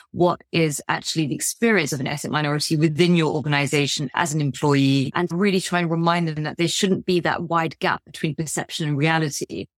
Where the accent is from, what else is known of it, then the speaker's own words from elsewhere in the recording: United Kingdom; my sort of identity as a British Asian